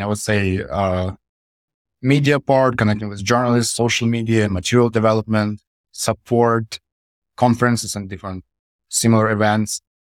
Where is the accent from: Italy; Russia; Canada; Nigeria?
Russia; moved away as an adult; also born or lived in Saint Petersburg, Russia; I moved to, from my hometown, which is a small town in Russia, I moved to Saint Petersburg